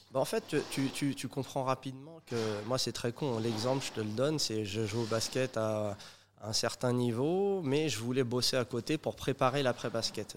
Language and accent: French; Saint-Denis, Île-de-France, France; nous on a grandi en maison à Saint-Denis